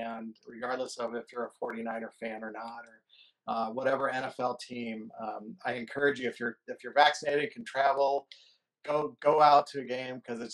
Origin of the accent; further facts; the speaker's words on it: Bay Area, California, United States; I grew up in the Bay Area